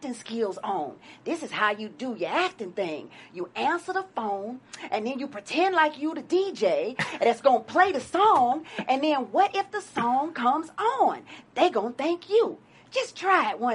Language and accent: English; Houston, Texas, United States; moved away as an adult; now in Los Angeles, United States; Houston, Texas, which is my hometown